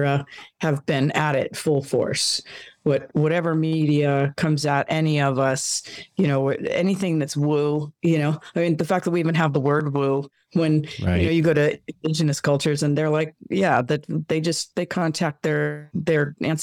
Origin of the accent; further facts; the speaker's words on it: Los Angeles, California, United States; born and raised here